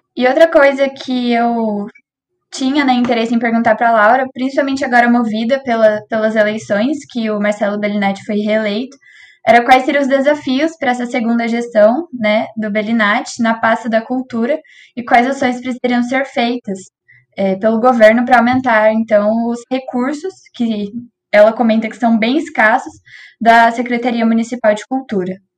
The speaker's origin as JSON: {"language": "Portuguese", "town": "Cambé", "region": "Paraná", "country": "Brazil", "said": "eu também sou de Cambé"}